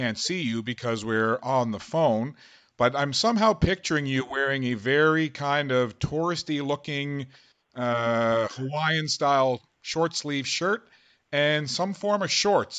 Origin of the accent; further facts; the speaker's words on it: St. John's, Newfoundland and Labrador, Canada; I'm from St. John's originally myself